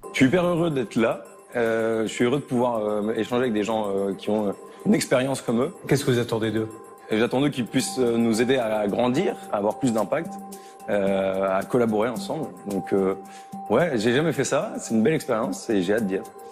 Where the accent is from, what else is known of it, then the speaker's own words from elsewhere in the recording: Lille, Hauts-de-France, France; j'ai 26 ans, je suis originaire de Lille et je suis ingénieur